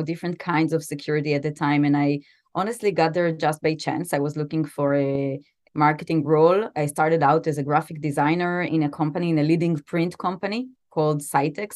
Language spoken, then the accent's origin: English; Israel; also born or lived in New York City, United States; I was born and raised mostly in Israel. I spent my high school years actually in New York